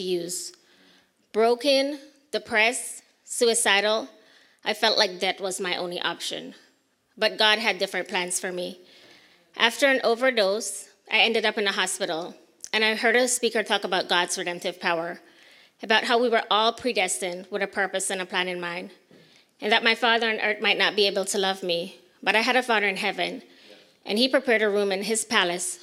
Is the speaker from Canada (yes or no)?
no; Belize; moved away; I was born and raised in Belize